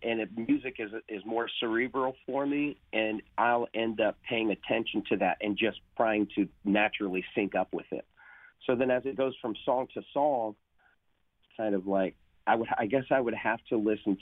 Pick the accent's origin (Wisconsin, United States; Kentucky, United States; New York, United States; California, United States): California, United States; Long Beach; moved away as an adult; now in Nashville, United States; I come from Long Beach. I'm from Long Beach